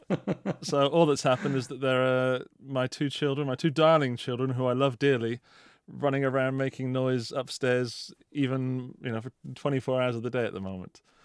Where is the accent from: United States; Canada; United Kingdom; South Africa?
United Kingdom; as a Brit